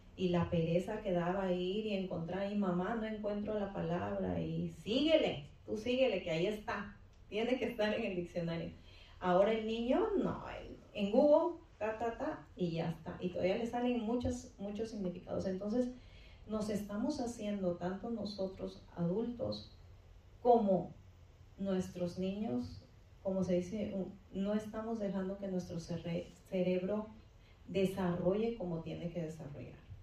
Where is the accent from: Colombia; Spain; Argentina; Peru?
Peru; moved away as an adult; ya casi llego a los 40, así es que eh, estudié seis años, ejercí dos años en mi país y después pues, me vine para acá